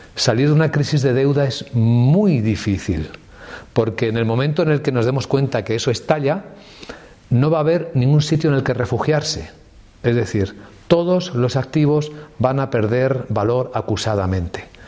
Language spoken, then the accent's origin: Spanish; Ávila, Castile and León, Spain; Yo soy de Ávila